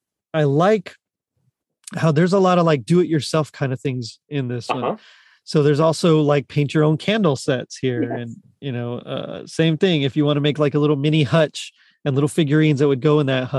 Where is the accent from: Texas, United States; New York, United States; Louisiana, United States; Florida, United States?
Texas, United States; Rio Grande Valley, South; moved away; In South Texas in the Rio Grande Valley